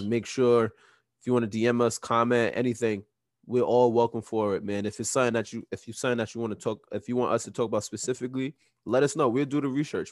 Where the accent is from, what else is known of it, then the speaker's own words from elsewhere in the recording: New York, United States; we from New York. We're all from New York.